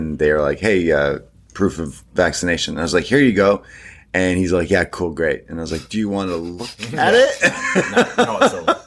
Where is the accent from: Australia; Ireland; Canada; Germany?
Canada; I'm a Canadian coming to New York.